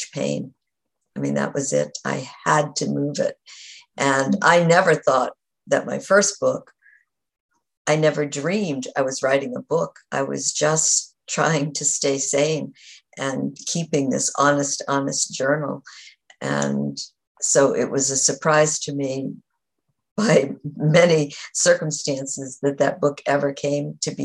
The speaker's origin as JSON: {"language": "English", "region": "New England", "country": "United States", "tie": "born or raised there", "said": "I grew up in New England"}